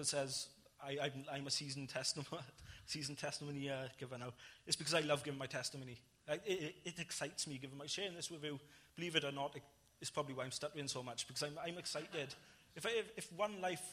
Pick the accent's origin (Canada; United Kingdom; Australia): United Kingdom; Ebbw Vale, Wales; I went back to my hometown, to Ebbw Vale